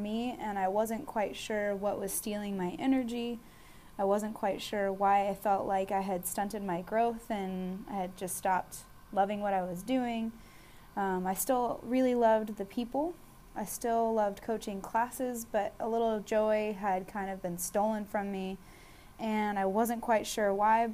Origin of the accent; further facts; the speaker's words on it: Austin, Texas, United States; now in San Antonio, United States; I am originally born and raised in Austin, Texas, the best city in the state by far. I'm currently residing in San Antonio, Texas